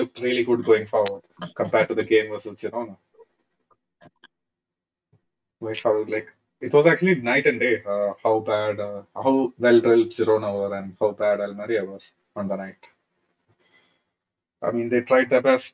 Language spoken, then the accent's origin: English; Thrissur, Kerala, India; I'm right now here in Thrissur, my hometown